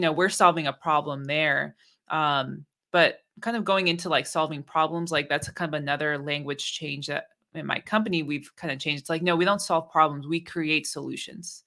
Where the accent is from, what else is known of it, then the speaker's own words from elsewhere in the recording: Bay Area, California, United States; also born or lived in Oakland; growing up in the Bay Area